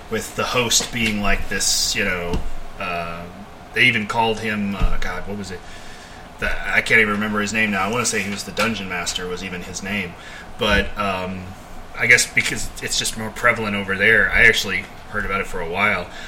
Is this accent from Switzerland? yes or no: no; England, United Kingdom; also born or lived in Germany; No, I I grew up overseas, so I grew up in England